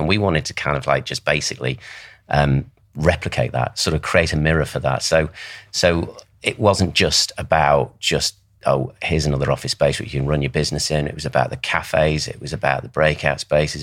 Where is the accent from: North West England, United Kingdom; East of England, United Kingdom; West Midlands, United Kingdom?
North West England, United Kingdom; Southport; I grew up in Southport. That's where I come from